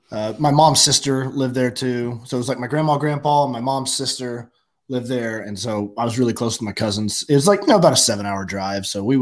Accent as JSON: {"language": "English", "region": "Oklahoma", "country": "United States", "tie": "born or raised there", "said": "born and raised in Oklahoma. Lived in Oklahoma my whole life. Went to the University of Oklahoma."}